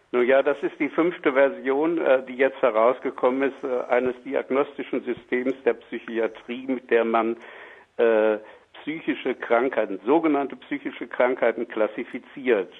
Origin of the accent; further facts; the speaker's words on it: Germany; Bei uns in Deutschland